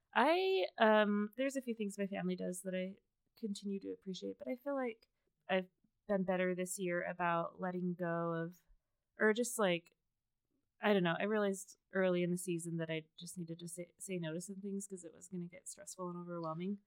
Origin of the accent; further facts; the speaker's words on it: Las Vegas, Nevada, United States; I grew up in Las Vegas